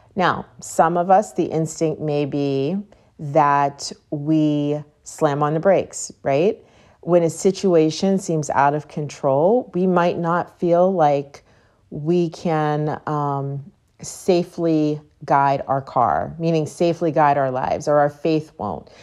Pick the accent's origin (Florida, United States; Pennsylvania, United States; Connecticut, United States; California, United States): Pennsylvania, United States; Pittsburgh; moved away; I grew up in Pittsburgh, so there are tons of hills